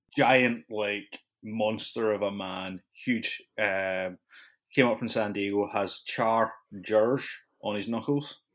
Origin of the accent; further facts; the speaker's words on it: Edinburgh, Scotland, United Kingdom; also born or lived in West Coast, United States; now in United States; I'm from Edinburgh